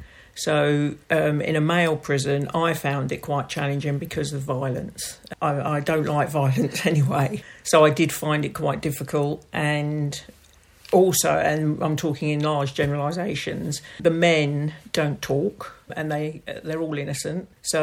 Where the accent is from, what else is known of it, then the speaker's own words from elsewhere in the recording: London, United Kingdom; now in Tisbury, United Kingdom; From London.